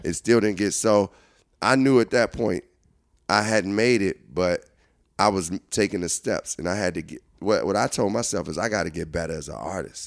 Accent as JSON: {"language": "English", "town": "Chicago", "region": "Illinois", "country": "United States", "said": "I'm coming from Chicago"}